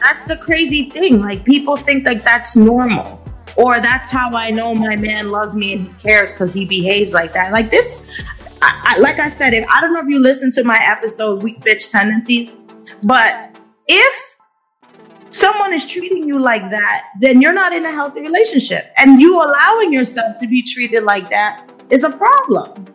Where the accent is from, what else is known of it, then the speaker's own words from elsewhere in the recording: New York City, New York, United States; I am a New Yorker. I've been a New Yorker all my life